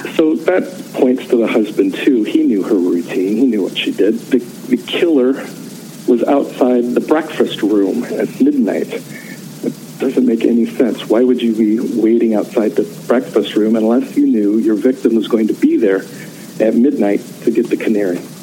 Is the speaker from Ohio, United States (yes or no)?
yes; Canton, Ohio, United States; I grew up on North Hill